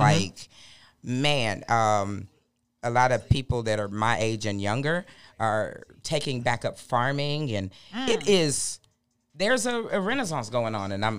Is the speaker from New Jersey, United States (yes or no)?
no; Fort Valley, Georgia, United States; also born or lived in Baton Rouge, Louisiana; I'm originally from Fort Valley, Georgia.